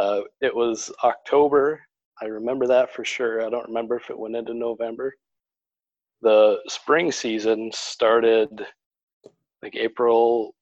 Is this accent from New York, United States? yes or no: no; Herrick, South Dakota, United States; when I was growing up in Herrick, South Dakota, we raised turkeys